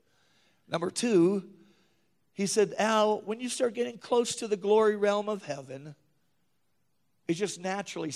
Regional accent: northern Minnesota, United States; moved away as an adult; also born or lived in Williston, North Dakota; I usually made it home every year to my mom's house, small hometown, northern Minnesota.

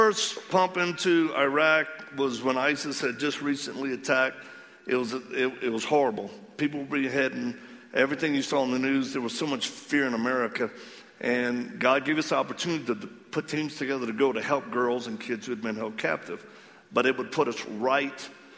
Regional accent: Cajun, Louisiana, United States; accent: Cajun; because I am Cajun

